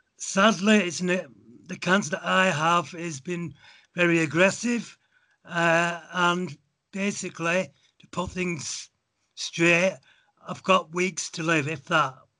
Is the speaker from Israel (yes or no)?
no; England, United Kingdom; moved away as an adult; also born or lived in Halifax / Munich, Germany; now in Germany; I was born in England.